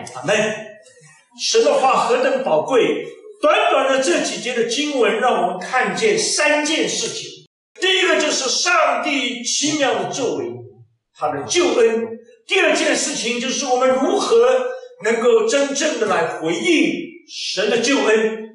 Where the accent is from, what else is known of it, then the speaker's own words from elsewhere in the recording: China; moved away; also born or lived in Germany; 我们中国人比较重视那个农历新年